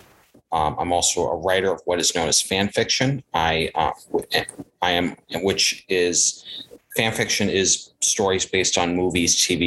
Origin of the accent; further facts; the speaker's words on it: Providence, Rhode Island, United States; now in Seekonk, United States; I was born in 1989 in Providence, Rhode Island. I live in a town called Seekonk, which is not that far.